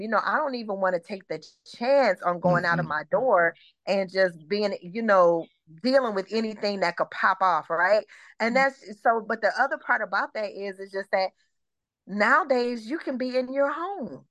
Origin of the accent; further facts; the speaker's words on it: Detroit, Michigan, United States; also born or lived in Atlanta metro area, Georgia; now in Atlanta, United States; I'm originally from Michigan. I'm originally from Detroit